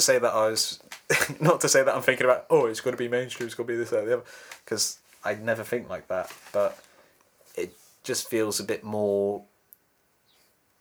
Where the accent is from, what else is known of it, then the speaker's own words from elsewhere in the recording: Cornwall, South West England, United Kingdom; moved away as an adult; also born or lived in High Wycombe; now in Bristol, United Kingdom; I'm a different person when I'm at home with my parents and in my hometown, just because, you know, I grew up there.